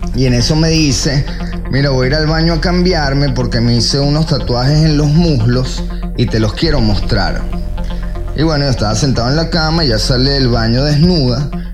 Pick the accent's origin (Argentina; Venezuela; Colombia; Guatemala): Venezuela; moved away as an adult; also born or lived in Miami; soy venezolano